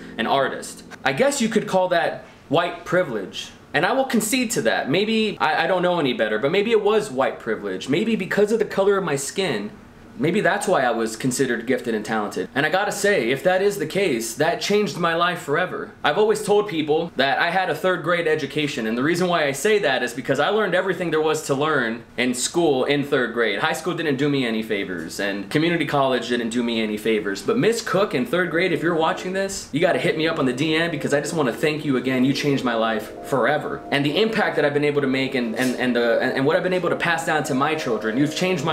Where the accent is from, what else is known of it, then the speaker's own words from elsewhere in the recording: Donna, Texas, United States; growing up in Donna, Texas